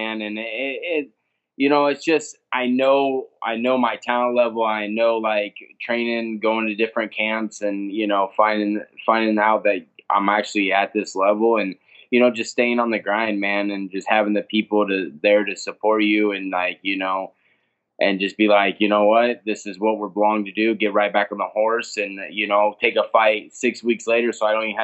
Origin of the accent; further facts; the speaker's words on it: Nebraska, United States; I own my own gym back in Nebraska, my hometown.